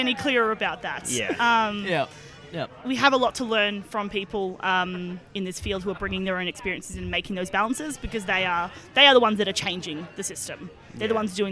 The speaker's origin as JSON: {"language": "English", "town": "Melbourne", "region": "Victoria", "country": "Australia", "said": "As a Melbournean"}